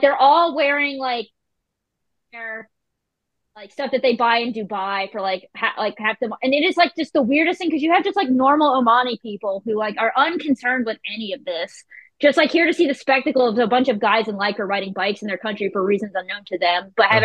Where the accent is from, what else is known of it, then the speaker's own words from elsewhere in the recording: Carthage, North Carolina, United States; I grew up in Carthage, North Carolina